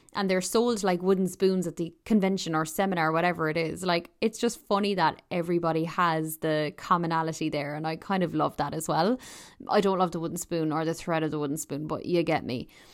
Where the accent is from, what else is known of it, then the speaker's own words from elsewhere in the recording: Ireland; also born or lived in Toronto; I'm Irish